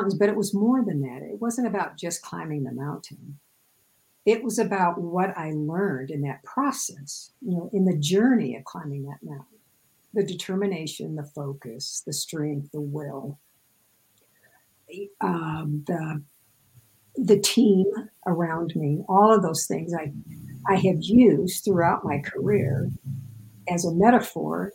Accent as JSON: {"language": "English", "region": "Midwest", "country": "United States", "tie": "born or raised there", "said": "And I grew up in the Midwest, so everything is flat as a pancake there."}